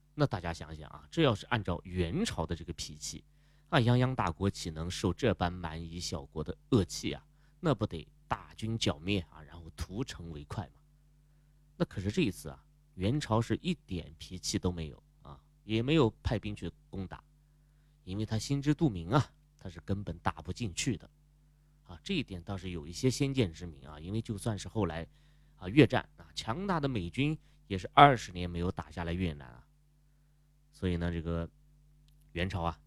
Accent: China; 我们中国人

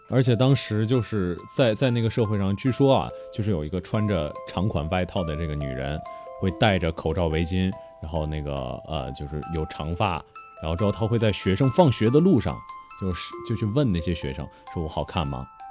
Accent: Northeast China, China; 我本来也是东北人嘛

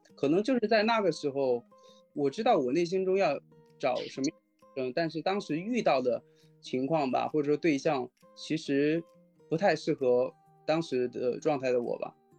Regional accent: Hunan, China; now in Shanghai, China; 我老家是湖南那边的，是陶渊明有篇文章就是桃花源嘛桃花源，就，嗯。是我老家，那地方还是真的盛产桃花

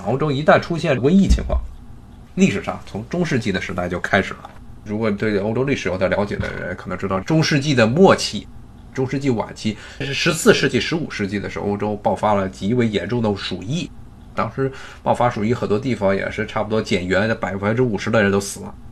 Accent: China; now in United States; 因为我毕竟我也是中国人

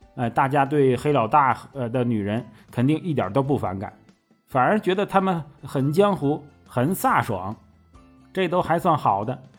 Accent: Northeast China, China; 作为东北农村出生的

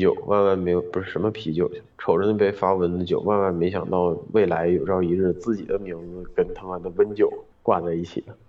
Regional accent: Northeast China, China; moved away; 我们老家那个地儿

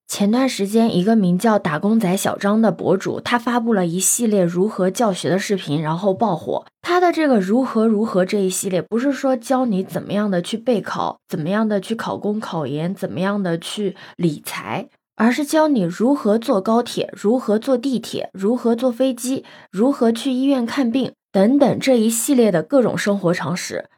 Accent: Yancheng, Jiangsu, China; moved away as an adult; 因为我老家是盐城的嘛

